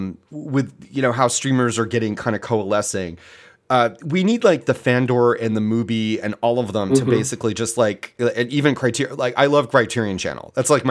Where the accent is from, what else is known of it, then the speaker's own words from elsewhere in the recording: Philadelphia, Pennsylvania, United States; I grew up in Philly.